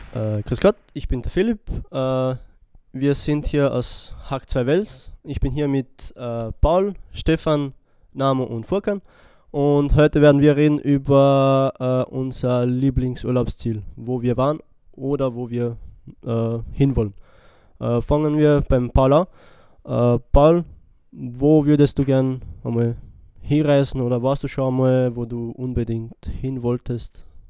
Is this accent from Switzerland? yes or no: no; Split, Split-Dalmatia County, Croatia; now in Wels, Austria; nach Split, weil das meine Heimatstadt ist. Ich komme aus Kroatien, bin in Kroatien geboren, in Split